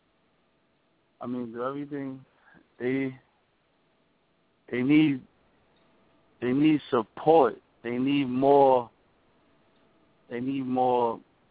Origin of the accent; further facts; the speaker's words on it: New York City, New York, United States; I'm from the Harlem